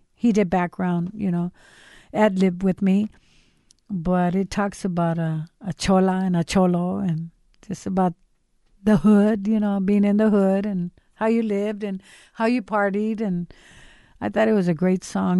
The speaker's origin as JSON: {"language": "English", "town": "Los Angeles", "region": "California", "country": "United States", "tie": "born or raised there", "said": "my life growing up in East Los Angeles."}